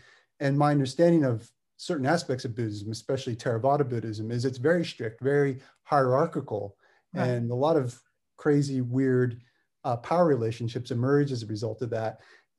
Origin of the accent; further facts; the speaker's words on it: Berkeley, California, United States; growing up in Berkeley or going to school at University in Berkeley during the 1990s